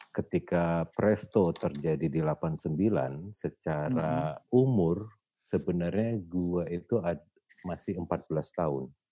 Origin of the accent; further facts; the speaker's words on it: Medan, North Sumatra, Indonesia; gue datang dari Medan hmm. keluarga gue gua kecil di Medan gitu bertumbuh besar di Medan